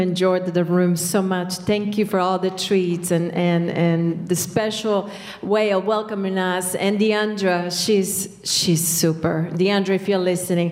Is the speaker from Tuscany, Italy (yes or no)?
no; Sicily, Italy; also born or lived in Greece / Ireland; now in United Kingdom; I was raised in Sicily, spoke to my family this morning, Italian and Sicilian, moved to Greece